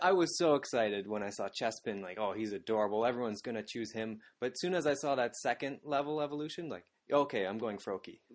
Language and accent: English; Canada; moved away as an adult; now in Japan; I'm from Canada, that is just north of America